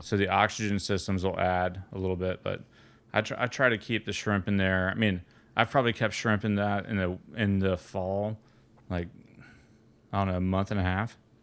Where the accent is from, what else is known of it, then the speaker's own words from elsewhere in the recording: Atlanta, Georgia, United States; also born or lived in Florida; I grew up in Atlanta, and I spent a lot of my s, time in, in Florida